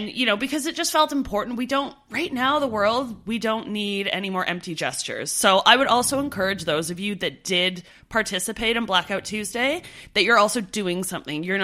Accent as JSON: {"language": "English", "country": "Canada", "moved": "as an adult"}